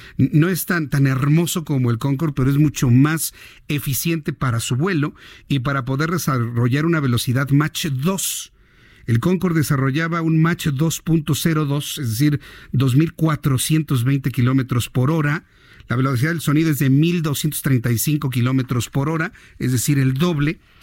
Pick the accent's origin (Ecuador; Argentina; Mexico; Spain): Mexico; usted y yo que somos mexicanos por nacimiento